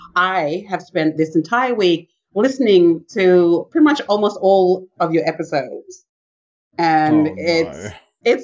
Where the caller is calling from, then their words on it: Brisbane, Queensland, Australia; I am zooming in from Meanjin, which is the unceded lands of the Yagara and Turrbal people.